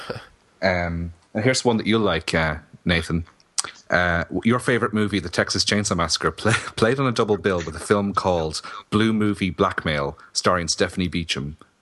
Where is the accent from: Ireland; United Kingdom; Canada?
Ireland; Kilkenny, Leinster; my hometown of Kilkenny